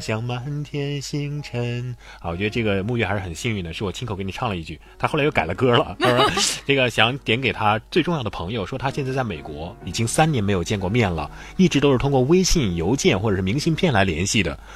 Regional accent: Hubei, China; 我是来自湖北的，虽然有个北字儿，但也属于南方

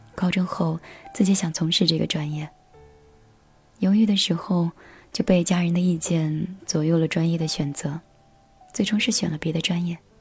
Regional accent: Anhui, China; moved away; also born or lived in Lhasa; 我是一个地地道道、土生土长的安徽女孩儿，属于南方吧，我们那边的气候是比较温润的

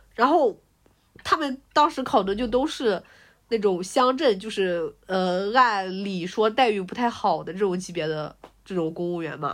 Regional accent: Linyi, Shandong, China; also born or lived in Lanzhou; 像在山东临沂这个地方

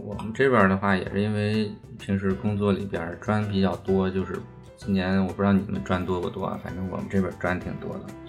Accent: Zhangjiakou, Hebei, China; now in Shanghai, China; 我老家河北张家口嘛，就是挺北的一个城市

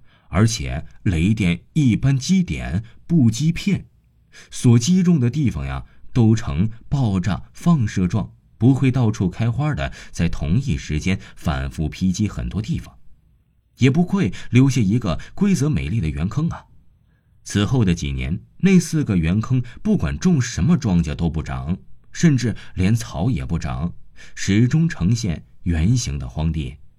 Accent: Liquan, Shaanxi, China; 我的老家在陕西省礼泉县北屯乡太阳村。

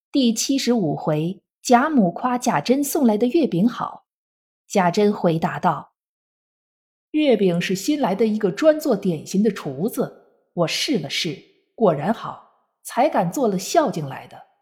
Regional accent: China; 每年的农历八月十五是我们中国人的传统节日，中秋佳节

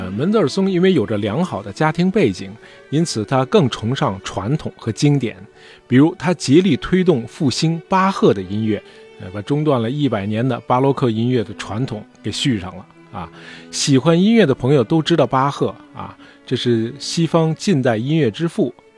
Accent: China; 包括我们中国人

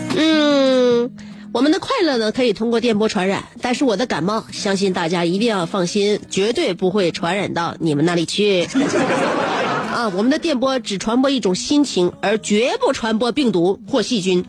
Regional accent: Northeast China, China; 我们东北人

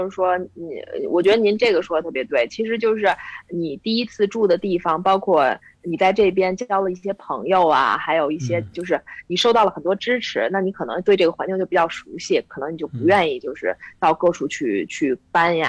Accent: Beijing, China; 从资产上来讲的话，对于咱们北京人来讲的话，一想可能就是不到一套房，是吧？

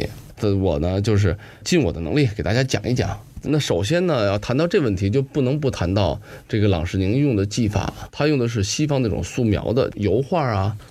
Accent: China; 我们中国人

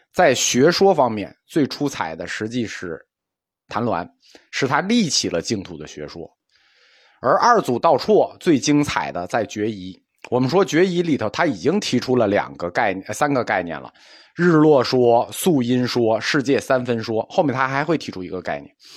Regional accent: China; 因为我们中国人相信是一分耕耘一分收获

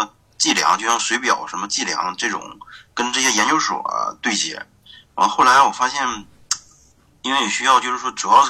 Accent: Tieling, Liaoning, China; accent: Northeastern (Dongbei); also born or lived in Dandong; now in Shenyang, China; 沈阳家是铁岭，但是我现在是

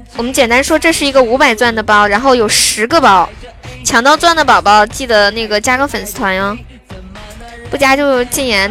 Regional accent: Sichuan, China; 我是四川的

